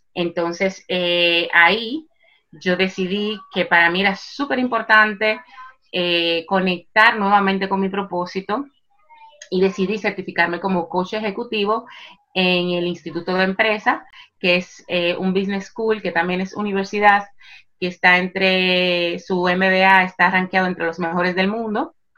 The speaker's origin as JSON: {"language": "Spanish", "town": "Santo Domingo", "region": "Distrito Nacional", "country": "Dominican Republic", "tie": "born or raised there", "moved": "as an adult", "lives_now": "Spain", "said": "en, la República Dominicana, en Santo Domingo. Yo nací y me crié allá y llevo 15 años residiendo en España."}